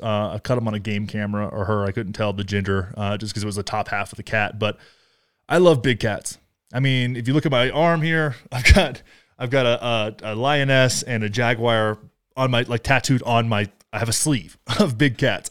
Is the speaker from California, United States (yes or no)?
no; Texas, United States; moved away; I love Texas. I grew up in Texas